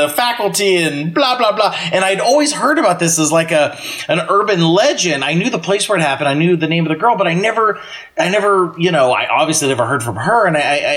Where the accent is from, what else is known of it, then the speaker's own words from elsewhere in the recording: Pennsylvania, United States; I grew up in Pennsylvania